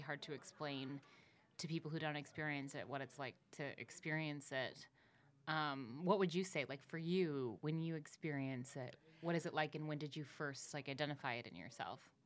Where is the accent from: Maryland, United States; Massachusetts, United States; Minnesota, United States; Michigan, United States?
Minnesota, United States; I'm from Minnesota as well.